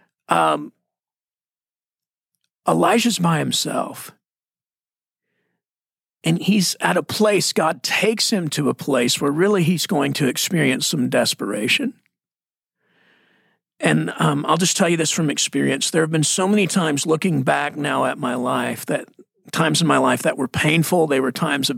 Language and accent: English; Texas, United States; now in Arizona, United States; I'm Texan. Texas Arizonian